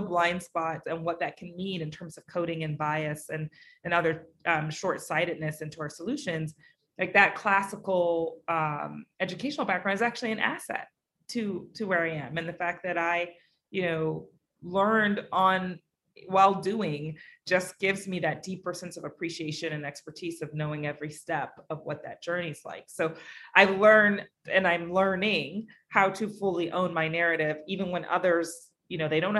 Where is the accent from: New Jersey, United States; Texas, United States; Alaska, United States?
Alaska, United States; also born or lived in Bay Area, California; now in New York, United States; I grew up in Alaska.